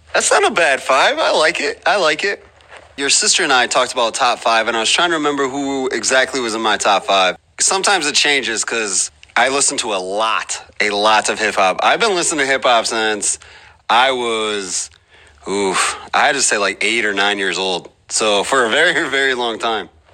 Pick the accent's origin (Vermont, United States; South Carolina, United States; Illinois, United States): Illinois, United States; also born or lived in Wisconsin; I've lived in Illinois my whole life